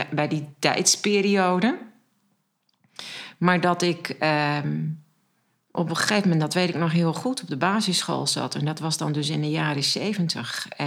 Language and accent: Dutch; Alteveer, Groningen, Netherlands; Ja, nou, dat was een um, Alteveer ligt in de veenkolonie. En ik weet niet of je daar ooit geweest